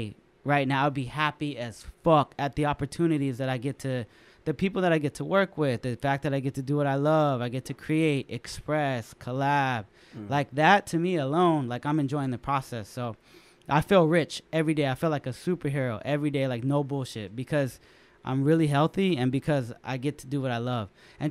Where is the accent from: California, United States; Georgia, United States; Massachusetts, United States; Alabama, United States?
California, United States; San Jose; San Jose High, ratchet.